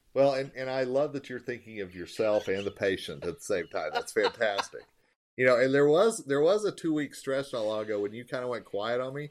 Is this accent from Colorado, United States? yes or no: yes; Longmont, Colorado, United States; I drive around my hometown of Longmont